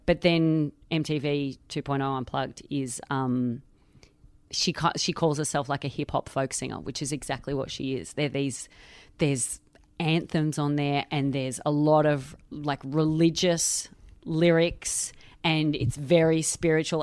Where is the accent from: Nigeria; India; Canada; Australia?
Australia; now in London, United Kingdom; I am Australian. I live in London.